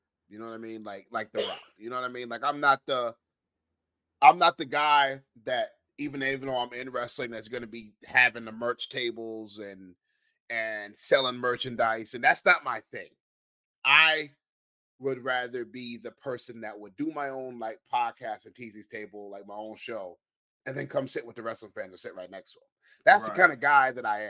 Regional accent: New York City, New York, United States; I am from Queens

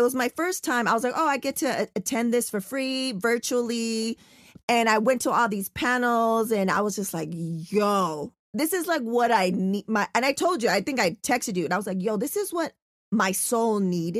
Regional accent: San Diego, California, United States; now in Los Angeles, United States; I live in LA and I'm from San Diego, so SoCal, right?

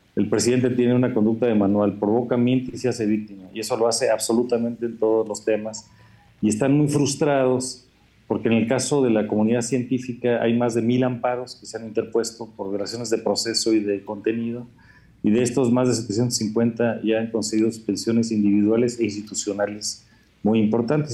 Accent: Mexico; todos somos mexicanos

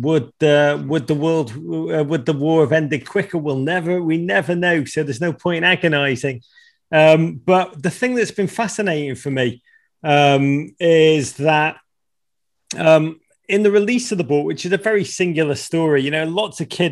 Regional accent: Liverpool, North West England, United Kingdom; moved away as an adult; now in United States; when I was a kid growing up in Liverpool in the 1980s

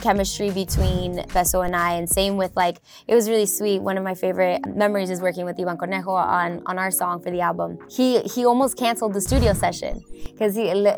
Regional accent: Inglewood, California, United States; me being Chicana, born and raised in Inglewood

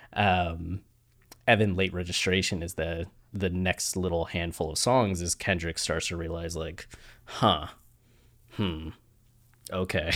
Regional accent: Ohio, United States; moved away; also born or lived in Australia; you grew up in Ohio, like me

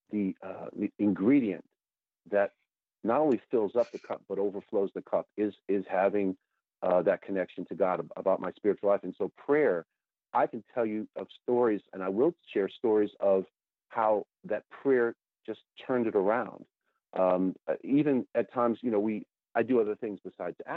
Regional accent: New York, United States; I have a New York, I'm from the New York area.

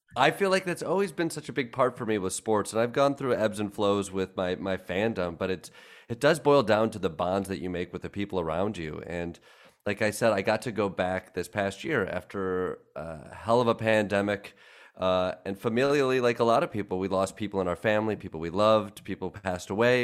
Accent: Kalamazoo, Michigan, United States; now in New York, United States; We grew up in Kalamazoo, Michigan

